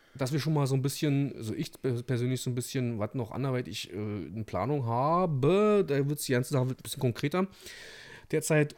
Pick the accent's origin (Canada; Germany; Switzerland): Germany; Brandenburg; hier bei uns in Brandenburg